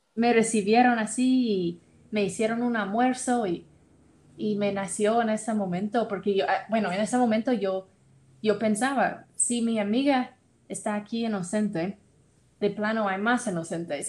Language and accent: Spanish; Tennessee, United States; Spanish is a second language; moved away as an adult; now in Guatemala; yo soy de Tennessee, de los Estados Unidos